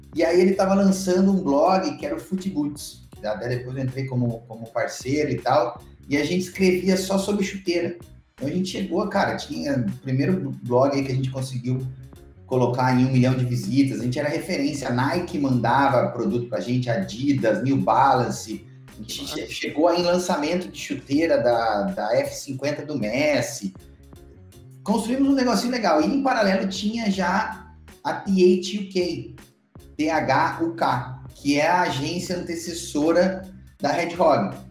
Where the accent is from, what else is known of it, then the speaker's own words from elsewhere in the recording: Mogi Guaçu, São Paulo, Brazil; moved away as an adult; also born or lived in Alicante, Spain; now in Florianópolis, Brazil; Eu sou natural do interior de São Paulo, ali perto de Campinas, uma cidadezinha chamada Mogi Guaçu